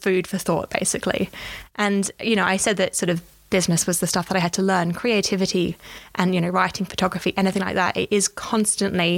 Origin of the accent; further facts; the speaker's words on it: Australia; moved away as an adult; now in London, United Kingdom; I am an Australian. I came to London nearly 8 years ago because for me, you know, having done a journalism degree back home